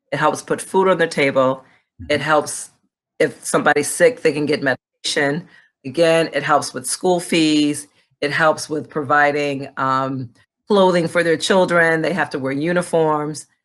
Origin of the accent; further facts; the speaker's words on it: Rwanda; my mother married my father. Uh, uh, who is from Burundi, but you know we grew up in Rwanda. But I'm actually a princess.